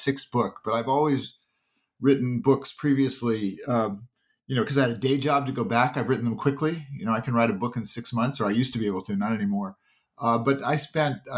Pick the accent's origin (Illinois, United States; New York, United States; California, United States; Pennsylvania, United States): California, United States; Palo Alto; I grew up in Palo Alto, California.